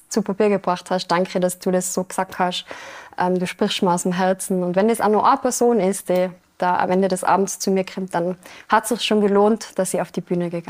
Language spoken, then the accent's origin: German; Austria; Bei uns in Österreich sind es fünf Minuten.